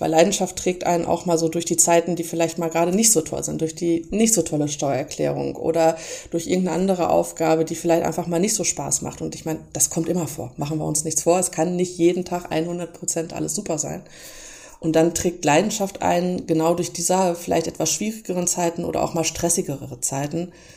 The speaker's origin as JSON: {"language": "German", "town": "Lemgo", "region": "North Rhine-Westphalia", "country": "Germany", "also_born_or_lived": "Bielefeld", "said": "nicht gebürtige Bielefelderin, sondern ich komme aus Lemgo"}